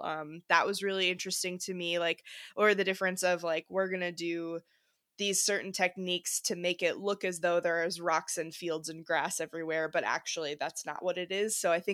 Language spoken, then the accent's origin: English; Wisconsin, United States; So I grew up in Wisconsin and my family was really involved in community theater